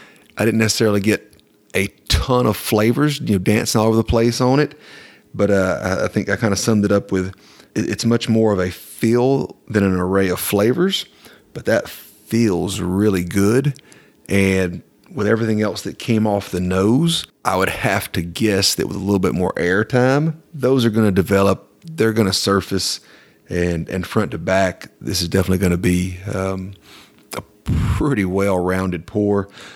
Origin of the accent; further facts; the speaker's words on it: the South, United States; it reminded me literally of fall leaves growing up in the South in the country.